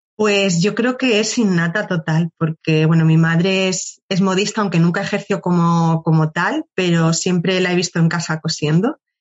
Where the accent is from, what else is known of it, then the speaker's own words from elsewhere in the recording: Cáceres, Extremadura, Spain; moved away as an adult; now in Madrid, Spain; yo soy de Cáceres, es una ciudad muy pequeña